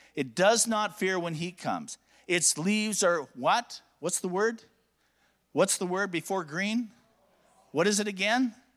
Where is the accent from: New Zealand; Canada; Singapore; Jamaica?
Canada; Alberta; I'm from Alberta.